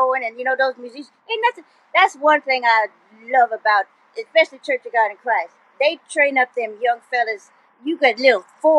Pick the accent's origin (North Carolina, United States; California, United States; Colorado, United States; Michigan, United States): California, United States; born there; My dad was in the military, so I was born in the Air Force Base in Vandenberg, in Central California.